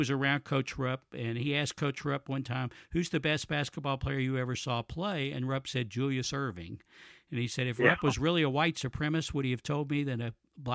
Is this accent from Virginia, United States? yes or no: no; Paris, Kentucky, United States; I grew up, I was born in Paris, nearby Lexington